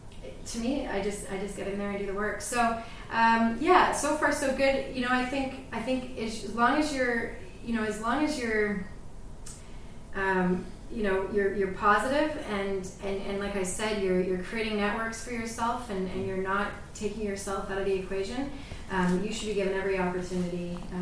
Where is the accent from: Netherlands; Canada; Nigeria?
Canada; so I think that as a Canadian, there's a lot I can learn from the U.S.